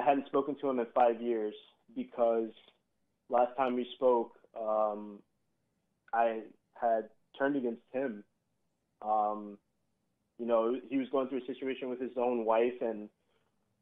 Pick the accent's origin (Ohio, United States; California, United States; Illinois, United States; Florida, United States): California, United States; Southern; moved away as an adult; now in Hammond, Indiana, United States; I'm from Southern California